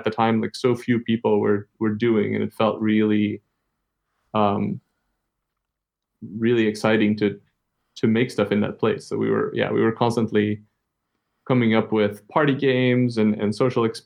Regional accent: Antwerp, Flanders, Belgium; also born or lived in Copenhagen, Denmark; now in Iceland; in my hometown in Antwerp

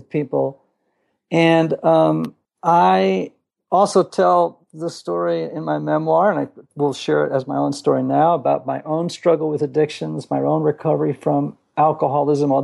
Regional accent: Greenwich, Connecticut, United States; now in Nashville, United States; I grew up in Greenwich, Connecticut, about 30 miles from New York City.

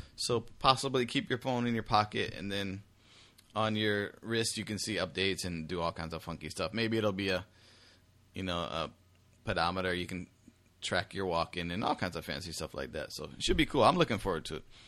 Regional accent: United States; me as an American

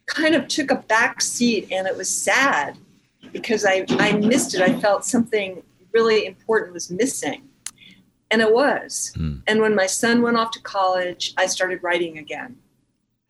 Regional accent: New York City, New York, United States; now in Los Angeles, United States; the one I grew up with in New York City

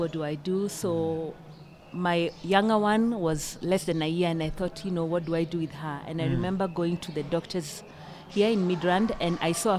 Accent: Kenya; moved away as an adult; also born or lived in Gaborone, Botswana; now in South Africa; I am from Kenya and born and bred.

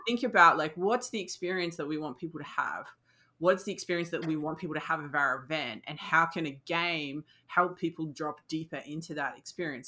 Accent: Australia; as an Australian

